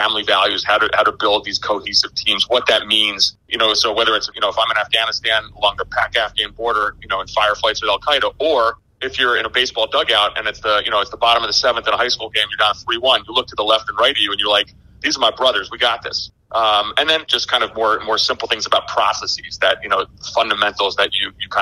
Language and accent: English; New Jersey, United States; also born or lived in Greece / Algeria; I grew up in New Jersey.